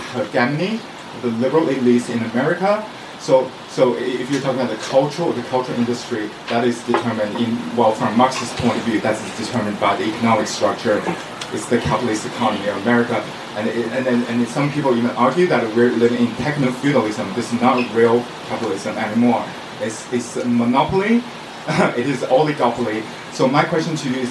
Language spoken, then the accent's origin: English; China; moved away; also born or lived in United States / Cambridge; I grew up in China. I'm from China